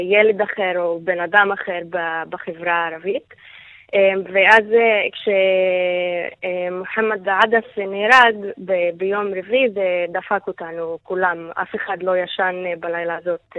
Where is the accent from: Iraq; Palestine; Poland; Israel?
Palestine; הדגל הפלסטיני זה הזהות שלנו, זה לא שום דבר אחר. אנחנו כן פלסטינים, במקור שלנו אני פלסטינית.